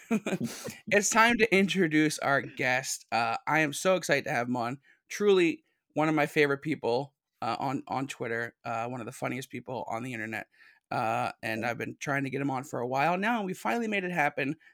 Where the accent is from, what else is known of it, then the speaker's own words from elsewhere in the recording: Philadelphia, Pennsylvania, United States; Keystone State. Yeah, I'm from Philly